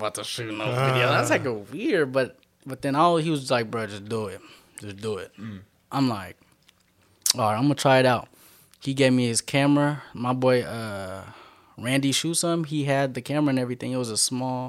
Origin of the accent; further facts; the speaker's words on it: Richmond, United States; I'm from Richmond